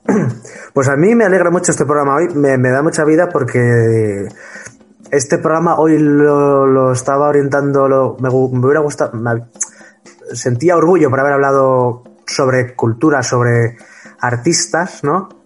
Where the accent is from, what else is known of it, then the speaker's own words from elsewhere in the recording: Huesca, Aragon, Spain; now in Madrid, Spain; somos ambos de Huesca, yo vivo en Madrid.